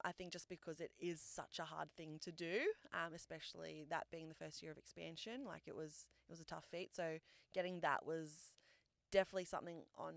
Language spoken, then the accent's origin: English; New South Wales, Australia; also born or lived in New Zealand; I was born in New Zealand, but moved over to Australia when I was like 3 years old. So I grew up pretty much like Australia has been home